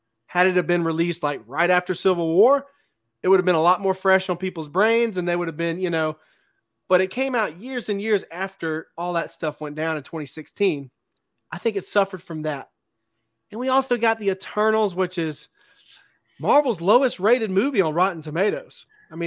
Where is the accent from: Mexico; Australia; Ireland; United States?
United States; Mississippi; now in Oregon, United States; I'm from Mississippi, but I'm currently living in Oregon